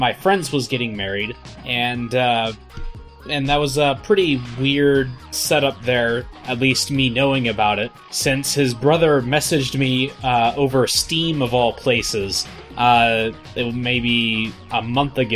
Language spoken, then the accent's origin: English; Mount Vernon, Ohio, United States; moved away; his hometown and my hometown is like the same